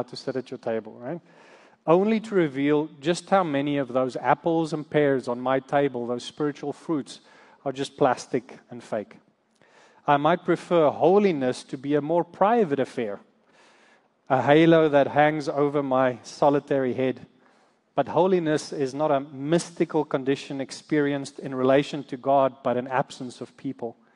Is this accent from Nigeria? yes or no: no; South Africa; moved away as an adult; now in United States; we come from South Africa. We moved here to the States about 13 years ago